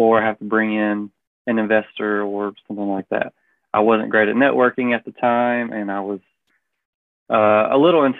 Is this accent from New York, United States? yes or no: no; Prattville, Alabama, United States; now in Montgomery, United States; I grew up in Prattville, a large family